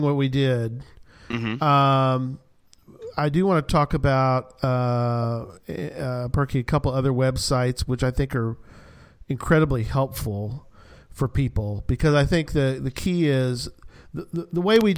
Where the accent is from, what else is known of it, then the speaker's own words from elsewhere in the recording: Hunt County, Texas, United States; This is my hometown here in Hunt County